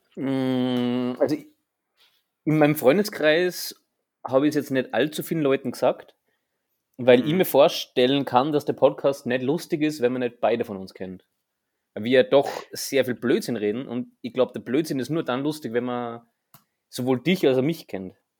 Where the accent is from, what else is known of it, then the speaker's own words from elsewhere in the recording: Austria; bei uns in Österreich